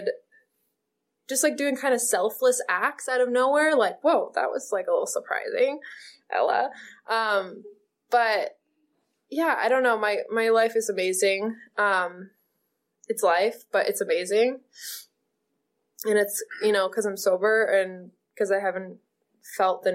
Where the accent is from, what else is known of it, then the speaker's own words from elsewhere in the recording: Maine, United States; moved away as an adult; now in California, United States; I got to move to California. I'm from Maine